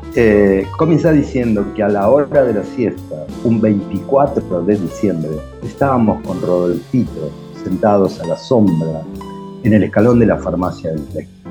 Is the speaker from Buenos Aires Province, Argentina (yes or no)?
yes; Villa Madero, Buenos Aires Province, Argentina; mi niñez en Villa Madero